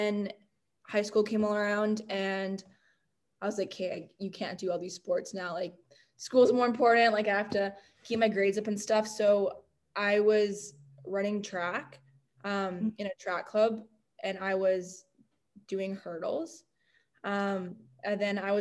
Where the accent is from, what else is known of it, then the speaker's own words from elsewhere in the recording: North Vancouver, British Columbia, Canada; Vancouver. That's where I'm from. I'm like, yeah, born and raised in North